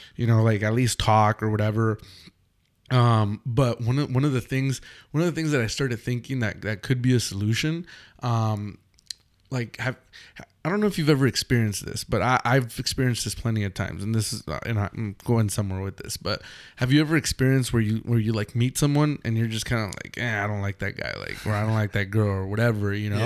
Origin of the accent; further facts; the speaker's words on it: Los Angeles, California, United States; also born or lived in Mexico; we're from Los Angeles